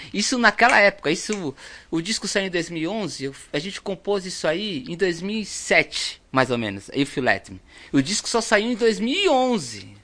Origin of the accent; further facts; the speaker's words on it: Brazil; nós que somos aqui do Brasil